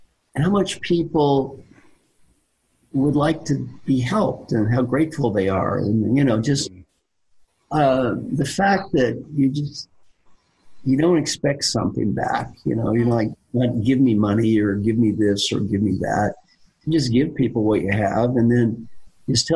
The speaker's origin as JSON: {"language": "English", "region": "Kentucky", "country": "United States", "said": "I am from Kentucky"}